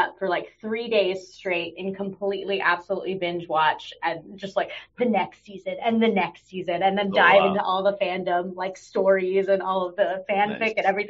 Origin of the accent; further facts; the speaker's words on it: Texas, United States; moved away as an adult; now in Los Angeles, United States; I grew up in Texas mostly. I was born in Los Angeles, grew up in Texas, and then as soon as I possibly could, I made my way back out to Los Angeles for college.